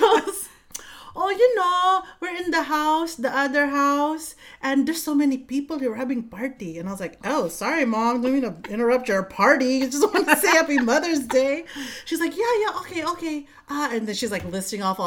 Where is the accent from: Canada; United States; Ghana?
United States; Vallejo, California; I grew up in Vallejo. V-Town